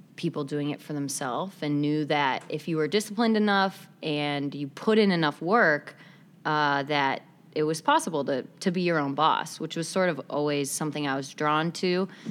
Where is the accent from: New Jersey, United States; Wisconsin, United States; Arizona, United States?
Wisconsin, United States; Appleton; moved away as an adult; also born or lived in Chicago; I'm originally from Appleton, Wisconsin